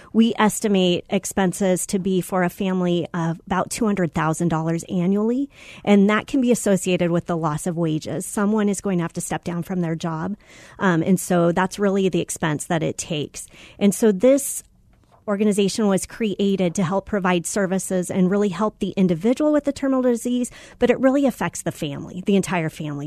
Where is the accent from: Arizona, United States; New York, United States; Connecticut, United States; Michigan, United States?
Arizona, United States; I grew up here in Arizona